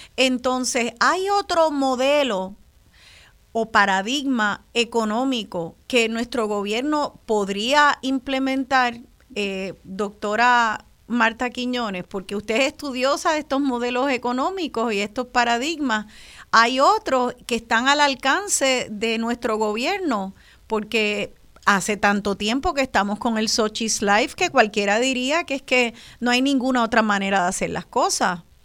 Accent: Puerto Rico; los puertorriqueños y puertorriqueñas

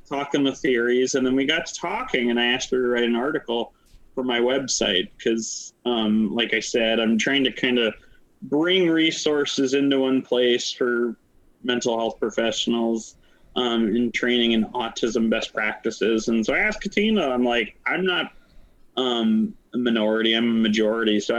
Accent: Pennsylvania, United States; moved away; I come from Pennsylvania, moved to Wisconsin.

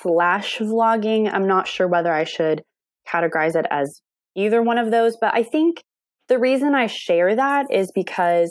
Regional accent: Indianapolis, Indiana, United States; I'm from Indianapolis, born and raised

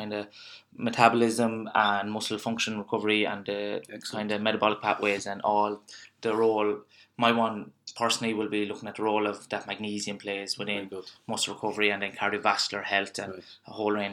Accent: Ireland; as Irish people, and you know yourself, we're a nation of complainers and not doers.

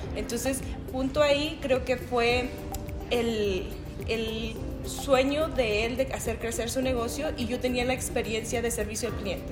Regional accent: Mezquitic, Jalisco, Mexico; now in Colorado, United States; yo nací en Mezquitic, Jalisco

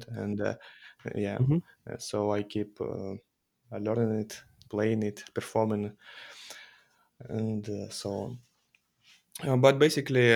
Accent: Russia; I'm from Russia

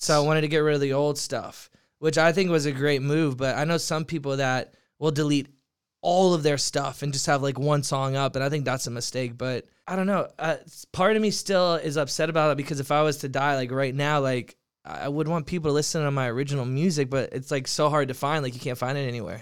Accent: Merritt Island, Florida, United States; also born or lived in Orlando, Florida / New York; now in Los Angeles, United States; born there, grew up in a small town called Merritt Island, Florida

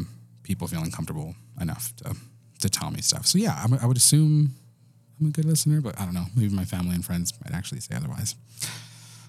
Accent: Silver City, New Mexico, United States; also born or lived in Texas; I was born in Texas, grew up in New Mexico, and grew up in this very small little town called Silver City.

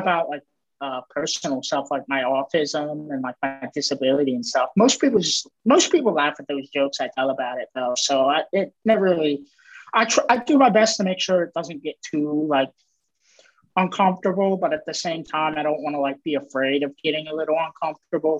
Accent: Maryland, United States; I'm from Maryland

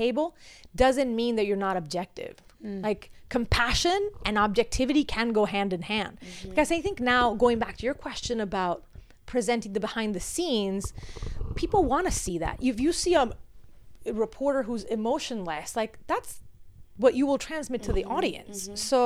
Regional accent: Venezuela; also born or lived in United States; now in Miami, United States; my home country is crumbled

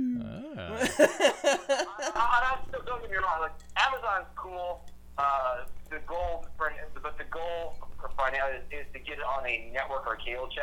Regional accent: New Jersey, United States; I'm from Jersey. That's where I live right now, like literally across the river.

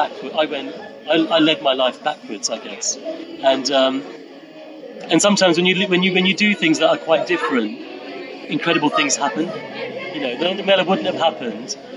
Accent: London, United Kingdom; being a Londoner

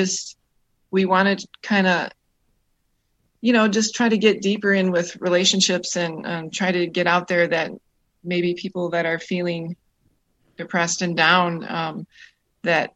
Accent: Tomahawk, Wisconsin, United States; now in Western Michigan, United States; I'm originally from Tomahawk, Wisconsin, which is about, about 4 hours north of Milwaukee. That's where I grew up

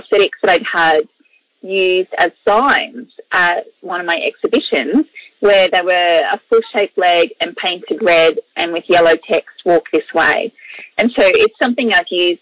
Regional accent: Mackay, Queensland, Australia; also born or lived in Biloela, Queensland; I grew up in North Queensland in a town called Mackay, but I was actually born in a smaller town further west called Billawilla.

